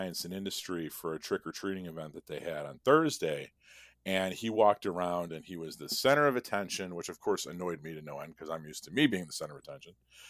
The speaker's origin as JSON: {"language": "English", "region": "Midwest", "country": "United States", "said": "I'm a Midwesterner. Now I can just deal with like not dying in January, you know?"}